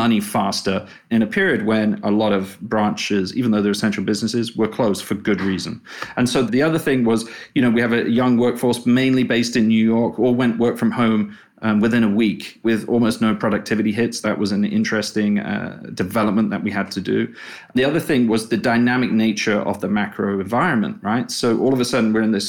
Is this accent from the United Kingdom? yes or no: yes; England, United Kingdom; accent: English; moved away as an adult; also born or lived in China / Australia / Singapore / Hong Kong; now in United States; I'm English.